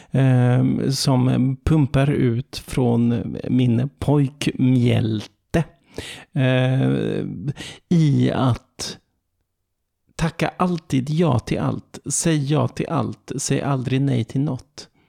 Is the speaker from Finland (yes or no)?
yes; Finland; Och jag känner hur ilskan bubblar i min finlandssvenska kropp medan mina kreativitetsbegär dundrar ut i lemmarna.